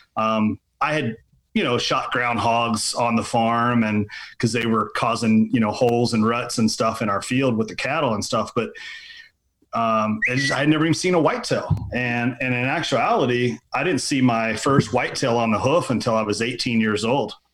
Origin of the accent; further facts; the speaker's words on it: Lexington, Kentucky, United States; was born and raised in Lexington, Kentucky